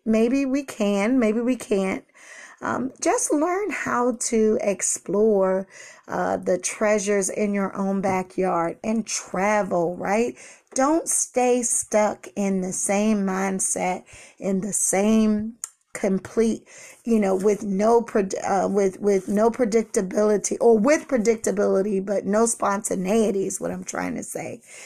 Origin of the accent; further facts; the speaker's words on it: Washington, District of Columbia, United States; I was born and raised in Washington, D C